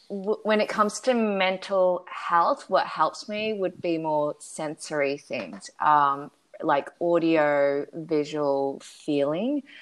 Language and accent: English; Australia; also born or lived in Shanghai / Taipei / Berlin; now in Los Angeles, United States; So, I was born in Shanghai, China, and I went to Australia when I was five.